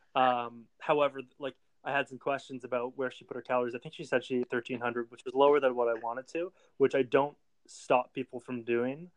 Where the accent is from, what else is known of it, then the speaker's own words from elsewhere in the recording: Canada; also born or lived in Ottawa; being the Canadian over here